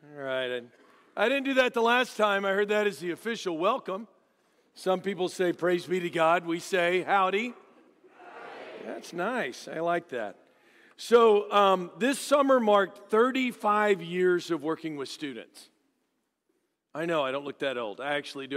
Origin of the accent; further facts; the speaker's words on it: Dallas, Texas, United States; I grew up in Dallas.